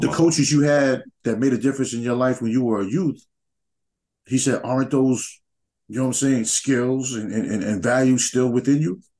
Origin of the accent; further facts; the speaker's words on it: New York, United States; moved away; growing up in New York, like we had tournaments